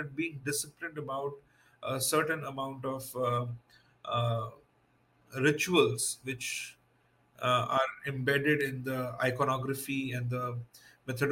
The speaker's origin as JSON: {"language": "English", "country": "India", "said": "being Indian and being spiritual is something which go hand in hand. And that's the upbringing I had as well as when I was a kid"}